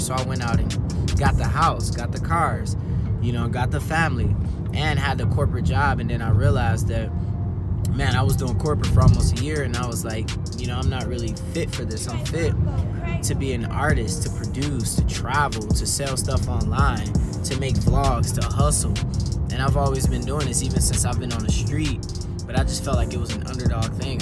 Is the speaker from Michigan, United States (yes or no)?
yes; Detroit, Michigan, United States; I grew up in Detroit in the times where it was really rough